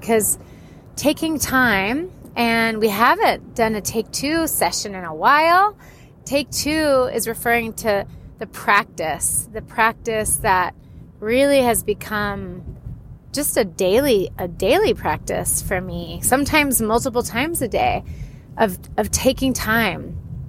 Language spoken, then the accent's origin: English; Florida, United States; also born or lived in California, United States; I am from Florida and California.